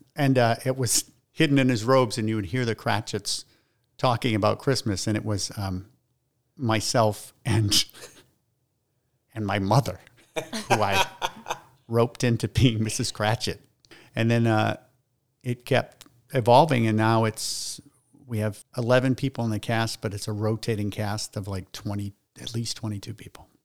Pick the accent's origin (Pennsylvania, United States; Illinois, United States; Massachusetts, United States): Massachusetts, United States; Salem; I was born in Salem, uh, on Bert, Bertini Lane, which is still there